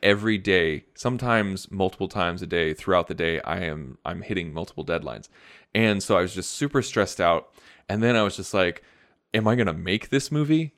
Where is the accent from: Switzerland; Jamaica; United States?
United States; I'm American